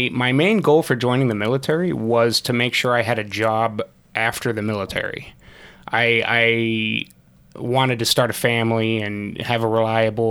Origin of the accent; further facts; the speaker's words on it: Rockford, Illinois, United States; moved away as an adult; I'm actually from Rockford. I grew up in Rockford.